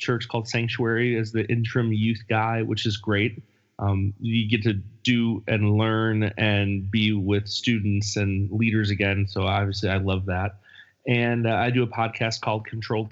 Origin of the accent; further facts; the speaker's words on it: Buffalo, New York, United States; now in California, United States; my upbringing in Buffalo